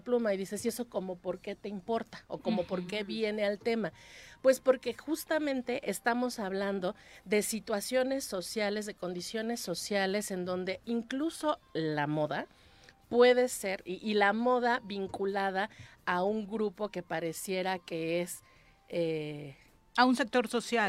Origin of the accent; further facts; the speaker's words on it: Mexico City, Mexico; now in Cuernavaca, Mexico; vivo en una ciudad como Cuernavaca, que nací en la Ciudad de México